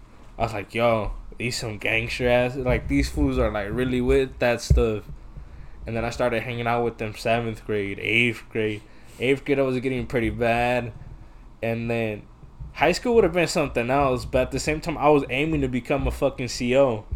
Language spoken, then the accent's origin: English; Porterville, California, United States; also born or lived in Iowa; when we came back from Iowa, and we moved back to Porterville